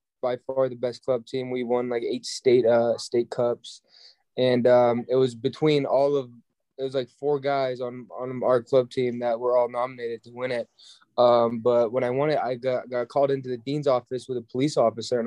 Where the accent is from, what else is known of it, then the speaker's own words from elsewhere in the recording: Germany; now in United States; I was born in Germany